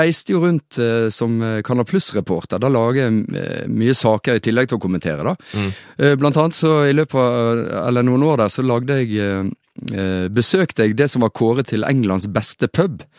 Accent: Florø, Vestland, Norway; min hjemby Florø

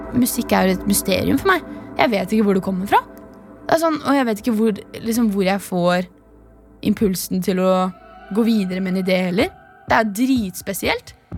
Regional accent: Horten, Vestfold, Norway; Jeg er 19 år, jeg kommer fra Horten

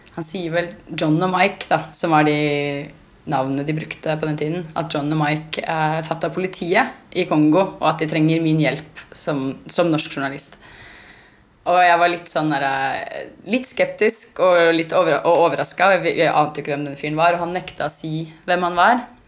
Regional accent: Norway; Vi begynte å snakke norsk til dem

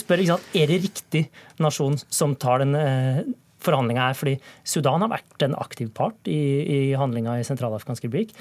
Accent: Norway; jeg ikke er fransk, og at jeg er norsk

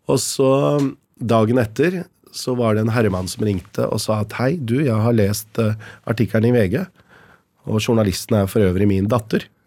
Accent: Lier, Buskerud, Norway; Altså oppveksten i Lier. Hvordan var det? Hvordan kom dine foreldre? Hvordan er det? Og jeg fortalte som det var, at det var eh, kjempebra. Eh, oppvekst uten rasisme.

